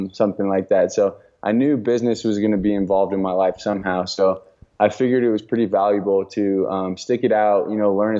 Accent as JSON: {"language": "English", "region": "Colorado", "country": "United States", "tie": "born or raised there", "also_born_or_lived": "Santa Barbara, California / Oklahoma", "said": "I grew up here in Colorado, so I was born and raised here, which is why I'm back here"}